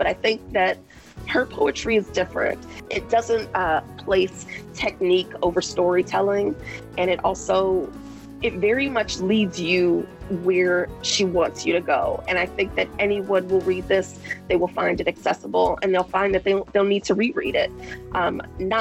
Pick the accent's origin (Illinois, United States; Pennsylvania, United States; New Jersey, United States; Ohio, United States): Illinois, United States; Chicago; growing up on the South Side of Chicago